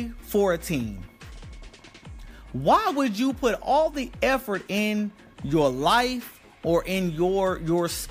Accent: the South, United States; I was raised in the South

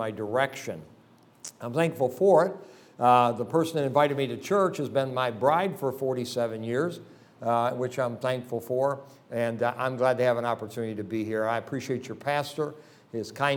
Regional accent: between Rochester and Syracuse, New York, United States; I live about 340 miles from New York City, almost to Buffalo, near Rochester, in between Rochester and Syracuse, in an area that I grew up

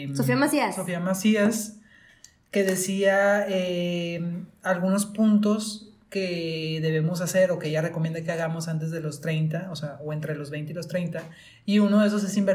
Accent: Monterrey, Nuevo León, Mexico; uh somos de Monterrey, por cierto.

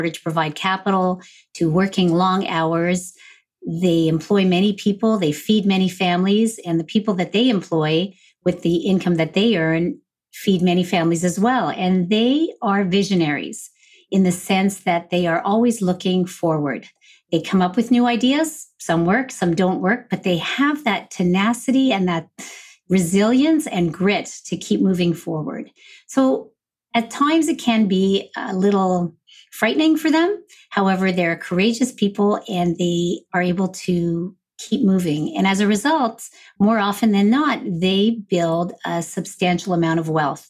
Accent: Montreal, Quebec, Canada; now in Ottawa, Canada; I'm originally from Montreal. I live in Ottawa, Ontario, Canada

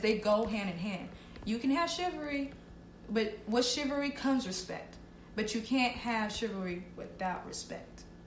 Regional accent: Boston, Massachusetts, United States; moved away as an adult; I actually was born and raised in Boston, Massachusetts.

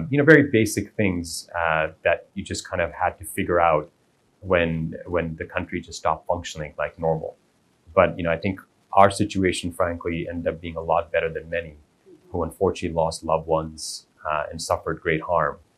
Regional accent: Kuwait; So although we're Indian, we've been in Kuwait for multiple generations

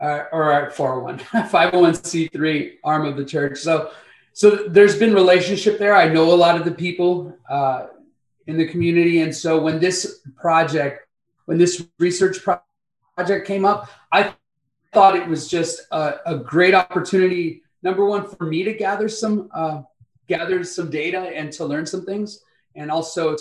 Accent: Compton, California, United States; moved away as an adult; also born or lived in Santa Fe, New Mexico; now in Benton Harbor, United States; My wife and I were brought up in Compton, California, went to high school together

